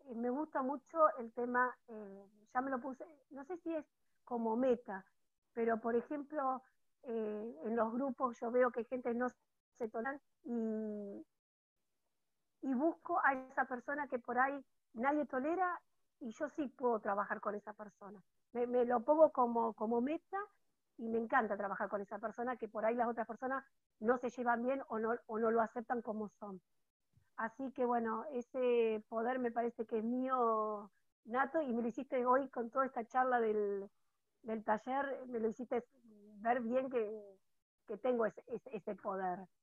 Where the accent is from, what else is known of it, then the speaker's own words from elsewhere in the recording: Villa Domínguez, Entre Ríos, Argentina; soy de Villa Domínguez